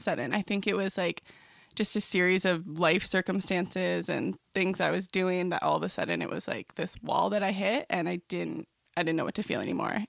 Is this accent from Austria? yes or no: no; Trenton, Ontario, Canada; moved away as an adult; now in St. Catharines, Canada; I grew up in Trenton, so it's about two hours east of Toronto